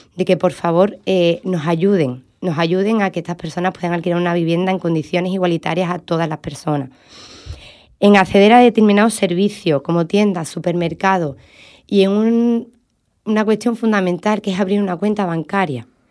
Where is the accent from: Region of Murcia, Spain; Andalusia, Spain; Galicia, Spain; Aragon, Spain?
Andalusia, Spain; cómo somos los andaluces